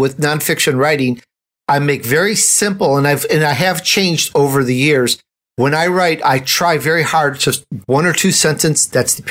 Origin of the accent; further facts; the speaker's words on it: Chicago, Illinois, United States; It's in my speech from growing up in Chicago